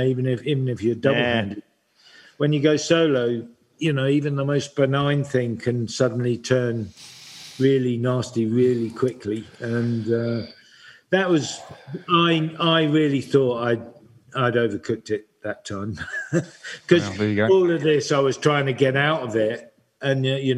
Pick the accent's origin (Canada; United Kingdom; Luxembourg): United Kingdom; being British